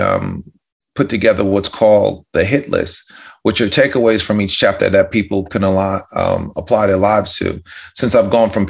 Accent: White Plains, New York, United States; I'm from White Plains, New York. Mm-hmm. Grew up in the suburbs outside of Manhattan.

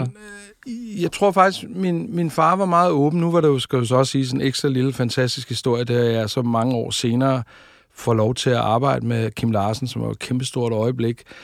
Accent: Tårnby, Capital Region of Denmark, Denmark; Jeg er født ude i øh, noget, der hedder Tornby, ude på Amager

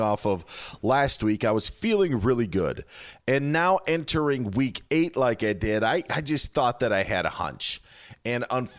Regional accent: Wisconsin, United States; it's my home state

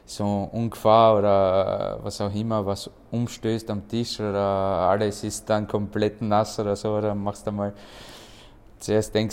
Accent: Austria; Äh ja, meine Familie kommt aus Bosnien. Ich bin hier komplett aufgewachsen in Österreich. Ich habe auch selber die österreichische Mentalität.

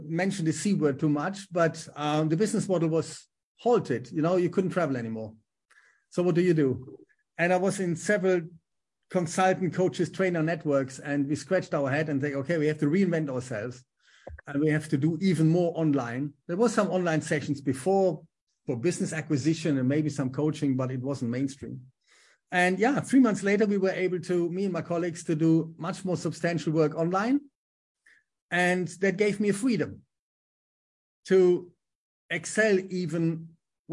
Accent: Germany; accent: German; English is a second language; moved away as an adult; also born or lived in Düsseldorf / Manchester / Bolton; my German accent

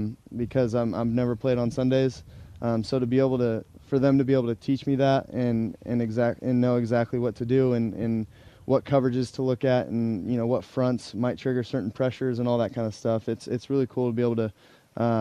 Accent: San Clemente, California, United States; moved away as an adult; now in New York, United States; I grew up in San Clemente, California

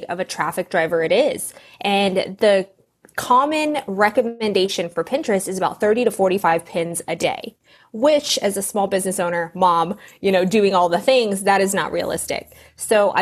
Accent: Southern California, United States; Southern California

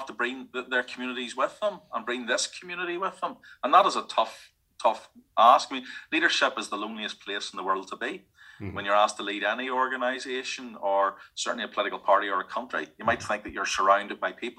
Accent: Northern Ireland, United Kingdom; Now, I always say I'm from Northern Ireland, or task myself, I am British. I mean, I'm British by birth and British by right and British by birthright. But I always see myself as a person from Northern Ireland

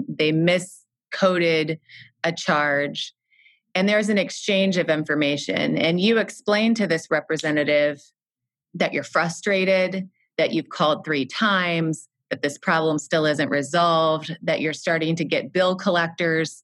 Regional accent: Midwest, United States; I am from the Midwest in the U.S.

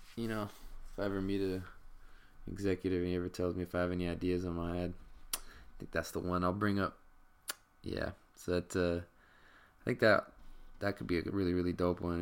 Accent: Stockton, California, United States; now in Los Angeles South Bay, United States; I'm from Stockton, North Cal

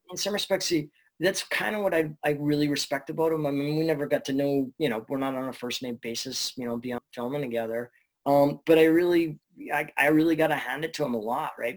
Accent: Burnaby, British Columbia, Canada; I get local Burnaby guy, so I'm from Canada

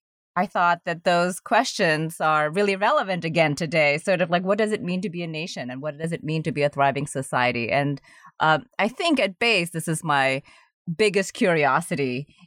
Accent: Indonesia; moved away; And I'm originally from Indonesia, which is a very young country.

